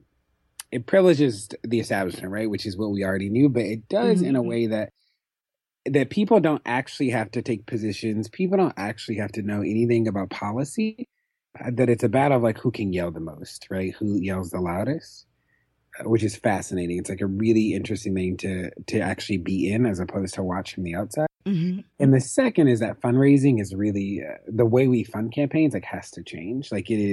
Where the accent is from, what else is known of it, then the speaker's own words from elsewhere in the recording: Baltimore, Maryland, United States; I'm from Pilotville from Freshbury, which is, you know, now they call it Coppin Heights.